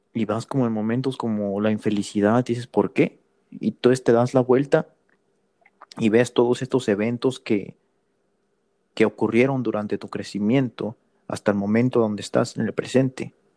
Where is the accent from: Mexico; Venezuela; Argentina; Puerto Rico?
Mexico; now in United States; yo me considero mexicano porque crecí en México. Nací estadounidense